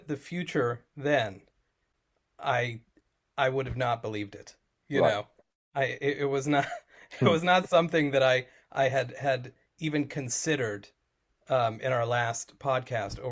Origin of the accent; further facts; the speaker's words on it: United States; also born or lived in Guildford, England; I am an American and I'm in America right now.